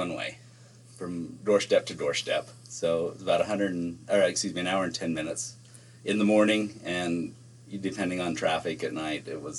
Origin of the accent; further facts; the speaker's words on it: Nephi, Utah, United States; Born and raised in Nephi.